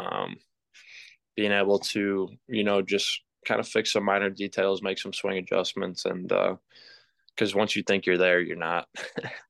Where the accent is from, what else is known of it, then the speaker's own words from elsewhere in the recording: Chicago, Illinois, United States; moved away as an adult; also born or lived in Louisville; I fortunately got to grow up in Chicago with the Blackhawks